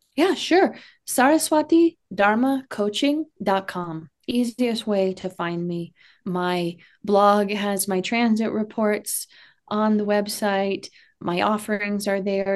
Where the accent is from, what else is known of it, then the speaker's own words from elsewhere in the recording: Texas, United States; I'm from Texas